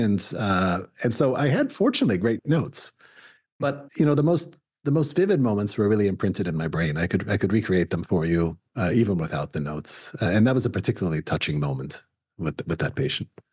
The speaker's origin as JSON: {"language": "English", "country": "Canada", "moved": "yes", "lives_now": "United States", "said": "I'm, I'm an immigrant to the United States. I'm a Canadian, American."}